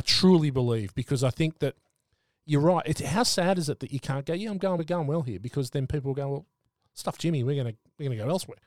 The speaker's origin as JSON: {"language": "English", "town": "Sydney", "region": "New South Wales", "country": "Australia", "said": "I'm from Sydney, from the Northern Beaches"}